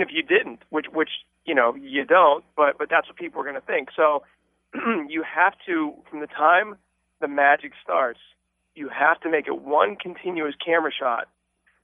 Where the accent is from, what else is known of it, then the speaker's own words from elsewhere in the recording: Pittsburgh, Pennsylvania, United States; I started to do shows around my hometown from Pittsburgh